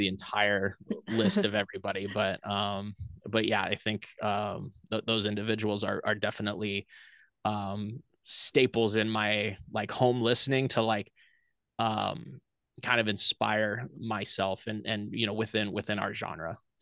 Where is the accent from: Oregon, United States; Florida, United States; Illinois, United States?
Oregon, United States; Portland; now in Austin, United States; I grew up in Portland, Oregon